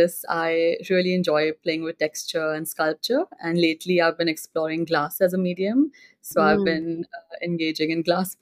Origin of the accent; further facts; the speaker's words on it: Mumbai, Maharashtra, India; also born or lived in Singapore; I grew up in Mumbai, India, and that is where I completed